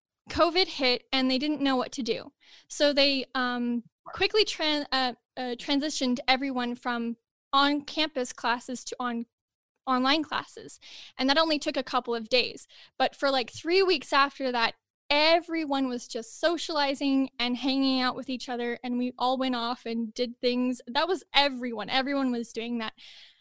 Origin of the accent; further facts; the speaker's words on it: Utah, United States; born there; also born or lived in China / India / Mongolia / Australia; I've lived in 5 different countries: China, India, Mongolia, Australia, and the USA. I was born here in Utah.